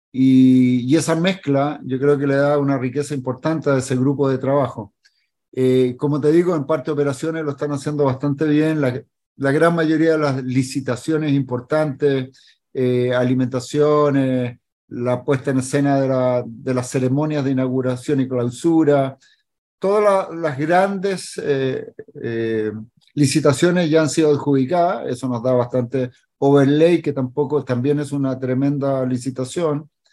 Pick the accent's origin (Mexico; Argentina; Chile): Chile; como chileno